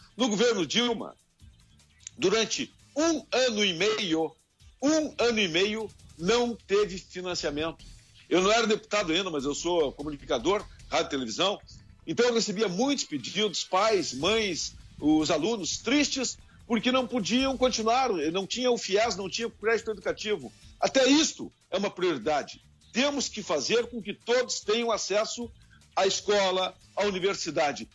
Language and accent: Portuguese; Rio Grande do Sul, Brazil; Eu sou gaúcho